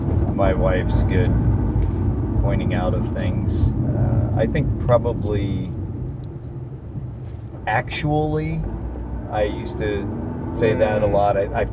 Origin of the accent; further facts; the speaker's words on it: Midwest, United States; I'm from the Midwest, but my mom was from Macon, Georgia, and there's some Southern in me a little bit.